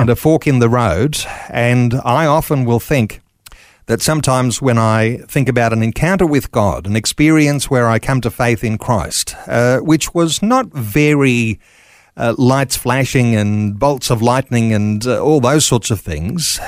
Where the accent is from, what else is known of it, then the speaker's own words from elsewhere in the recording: Mitchell, Queensland, Australia; I'm a Queenslander, born and bred